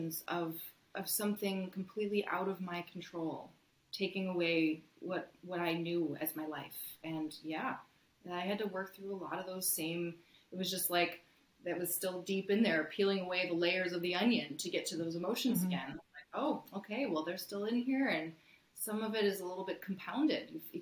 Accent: United States; moved away as an adult; also born or lived in Syracuse, New York; now in Ottawa, Canada

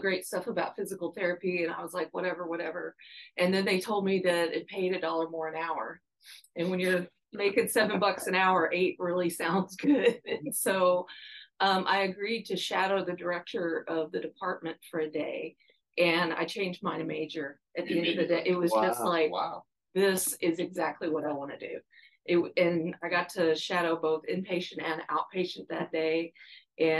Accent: Louisville, Kentucky, United States; moved away as an adult; also born or lived in Cleveland, Ohio / Dallas, Texas; now in Arkansas, United States; I ended up in Louisville, Kentucky, to start kindergarten and basically have been in Kentucky the rest of my schooling

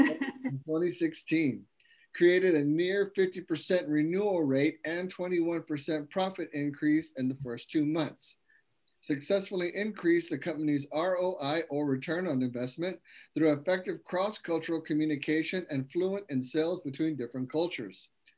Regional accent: Taiwan; English is a second language; moved away as an adult; now in United States; I was born and raised in Taiwan. I came to the United States at the age of 20. Throughout the 23 years in the States, I have embraced the cultural differences that enrich my connections to different backgrounds.

